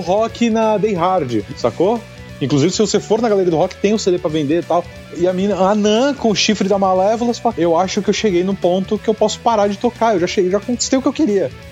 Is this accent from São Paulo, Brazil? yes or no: yes; Guarujá, São Paulo, Brazil; also born or lived in Santos; eu sou de Santos, sou do Guarujá, né? Sou caiçara